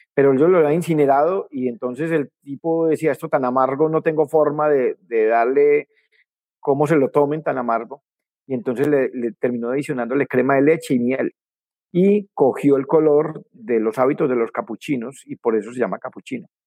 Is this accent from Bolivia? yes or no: no; Colombia; yo soy campesino de la ruralidad cafetera de Colombia